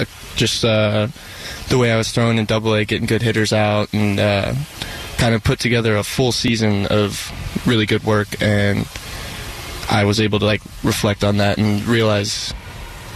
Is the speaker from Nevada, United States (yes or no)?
yes; Henderson, Nevada, United States; I was born in Henderson, Nevada, just outside of Las Vegas